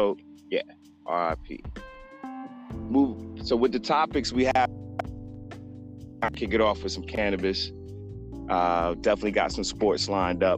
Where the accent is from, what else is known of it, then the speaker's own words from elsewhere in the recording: Tallahassee, Florida, United States; growing up in Tally